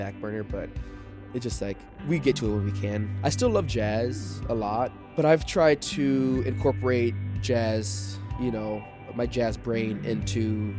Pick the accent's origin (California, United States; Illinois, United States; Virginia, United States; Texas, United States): Illinois, United States; Naperville; I was born in Naperville, Illinois, and I graduated high school from Naperville, but I moved around a lot as a kid because my father was in the military